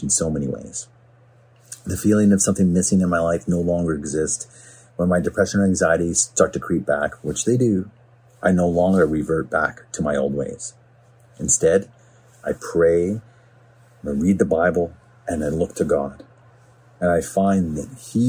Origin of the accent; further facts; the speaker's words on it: Smithers, British Columbia, Canada; also born or lived in Vancouver; now in Port Coquitlam, Canada; I'm from a small town in central BC called Smithers. I moved to Vancouver in 1996, and I currently reside in Port Coquitlam. See, growing up in Smithers was a great place to be raised.